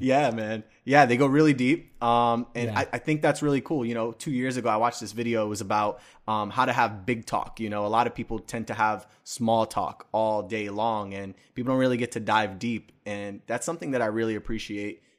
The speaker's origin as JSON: {"language": "English", "town": "New York City", "region": "New York", "country": "United States", "tie": "born or raised there", "said": "I was born and raised in the Bronx"}